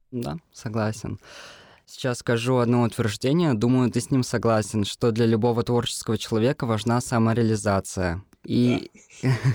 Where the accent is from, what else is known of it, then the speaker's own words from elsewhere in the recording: Ufa, Bashkortostan, Russia; мне двадцать лет, я из Уфы